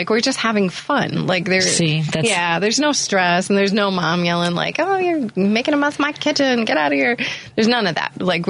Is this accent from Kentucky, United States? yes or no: yes; Kentucky, United States; moved away as an adult; now in Chicago, United States; I grew up in Kentucky.